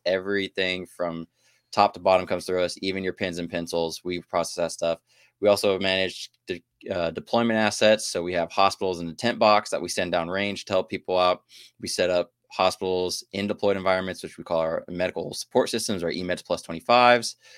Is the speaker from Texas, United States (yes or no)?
yes; Houston, Texas, United States; moved away as an adult; also born or lived in Shreveport, Louisiana / Alaska; I came in from my hometown, Houston